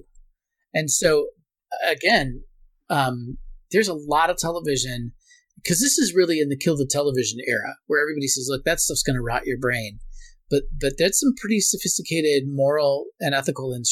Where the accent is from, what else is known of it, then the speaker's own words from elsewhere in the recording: Portland, United States; I grew up in Portland